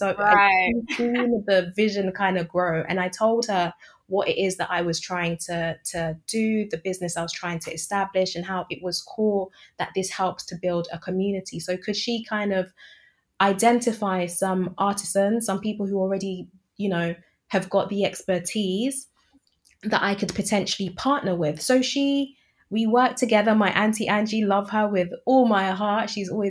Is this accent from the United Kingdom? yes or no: yes; United Kingdom; I'm British, born and raised, but I have my strong affinity with my East African roots.